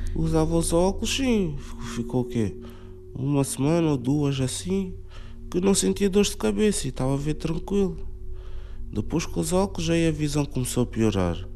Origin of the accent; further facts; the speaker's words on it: Cacém, Lisbon, Portugal; also born or lived in Amadora; Quando nasci estava a viver na Amadora. Com 4 anos mudei-me para o Casal do Cotão, Cacém.